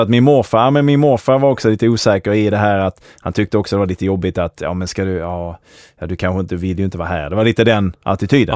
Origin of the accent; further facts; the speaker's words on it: Malmö, Skåne, Sweden; de första tio åren så växte jag upp inne i, eh, Hell's Kitchen i Malmö